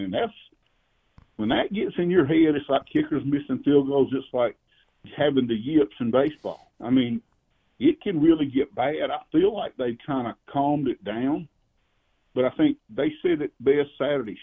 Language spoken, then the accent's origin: English; South Carolina, United States; if you grow up in that state, as I did